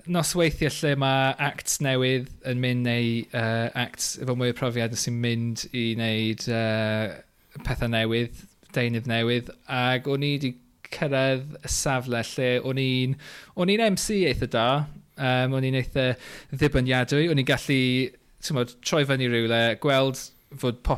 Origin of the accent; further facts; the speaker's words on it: Flintshire, Wales, United Kingdom; now in London, United Kingdom; Dwi'n dod yn reiddiol o Sir y Flint